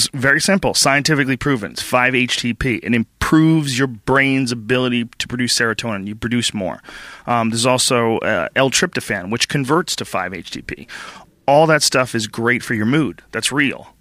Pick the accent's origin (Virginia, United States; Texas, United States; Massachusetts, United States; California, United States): Massachusetts, United States; Boston; I grew up in Boston